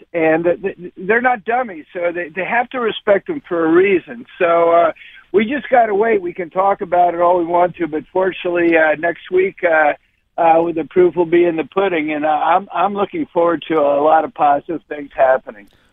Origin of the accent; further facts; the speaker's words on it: Philadelphia, Pennsylvania, United States; also born or lived in Arizona; now in Florida, United States; I'm from Philadelphia, so I've always been a Philly fan